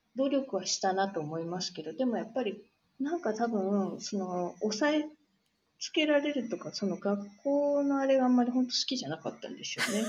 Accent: Tokyo, Japan; moved away as an adult; now in San Francisco, United States; 生まれも育ちも東京でずっと

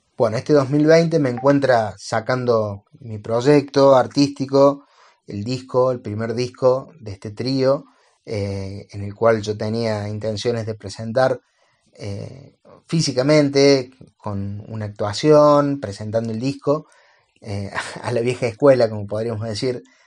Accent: Córdoba, Argentina; soy un pianista de Córdoba, Argentina.

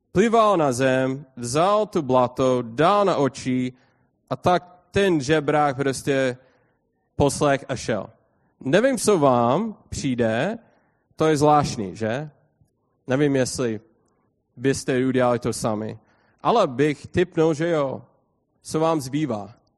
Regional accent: United States; Czech is a second language; já jsem amík

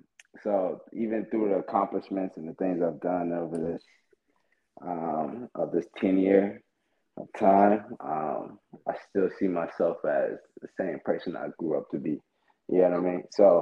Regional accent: Far Rockaway, New York, United States; also born or lived in Delaware / Miami / Texas / California; Being in New York, Far Rockaway, New York. I'm from Far Rockaway, New York. Kind of the slums from there. So I done risen out of that jungle, headed over to Delaware. From Delaware to Miami, from Miami to Texas, Texas to Cali.

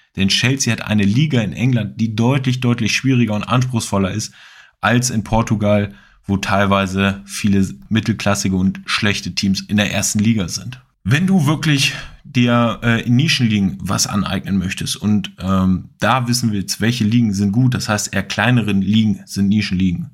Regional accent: Hanover, Lower Saxony, Germany; ich bin aus Hannover

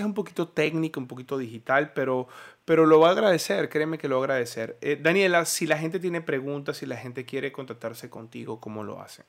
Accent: Venezuela; como venezolano

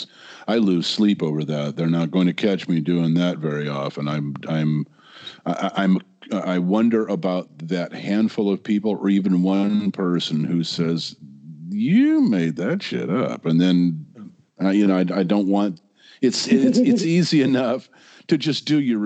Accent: Michigan, United States; my stupid little hometown in Michigan.

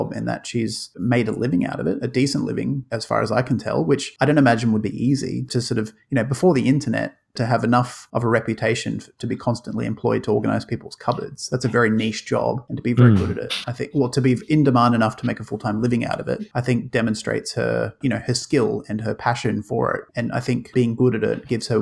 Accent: Australia; a terrible accent from an Aussie

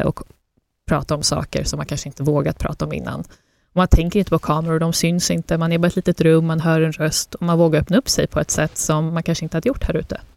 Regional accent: Sweden; also born or lived in Afghanistan (ancestry) / Russia (ancestry); Sverige och landet man är uppvuxen i, men också den kulturen man har hemma och den bakgrunden

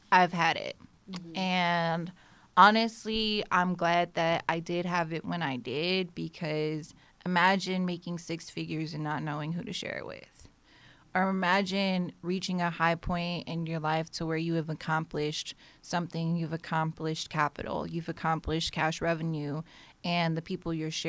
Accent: Las Vegas, Nevada, United States; now in Houston, United States; I moved here from Vegas.

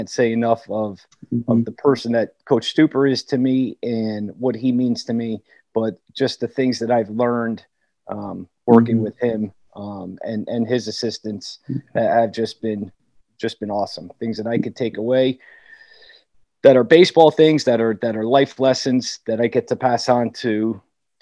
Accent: Connecticut, United States; growing up in Connecticut

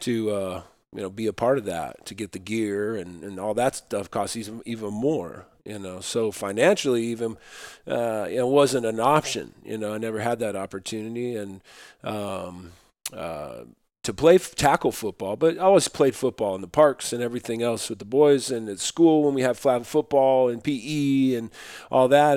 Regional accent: Utah, United States; I grew up in Utah when I was young, uh, in real rural t, rural towns

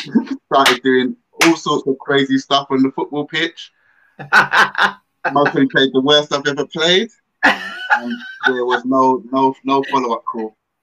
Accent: London, United Kingdom; So I grew up in Tottenham.

